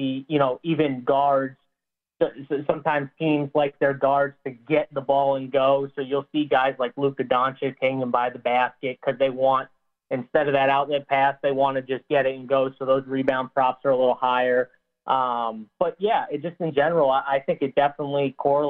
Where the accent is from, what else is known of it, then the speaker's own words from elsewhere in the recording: Massachusetts, United States; I'm from Massachusetts, so we got sports betting live now here.